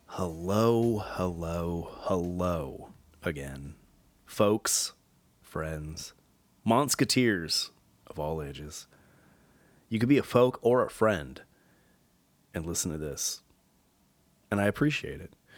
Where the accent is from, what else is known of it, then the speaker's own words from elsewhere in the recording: Southern California, United States; growing up in Southern California